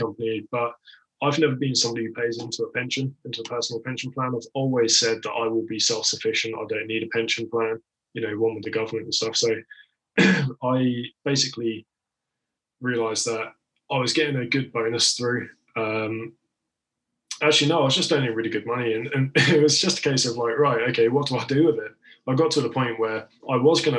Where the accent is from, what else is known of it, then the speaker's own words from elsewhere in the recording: Isle of Wight, South East England, United Kingdom; accent: southern; also born or lived in Liverpool; I was actually born in Liverpool and most of my family are up there, so I know the area really quite well. But I was raised on the Isle of Wight, hence the sort of southern element of my voice.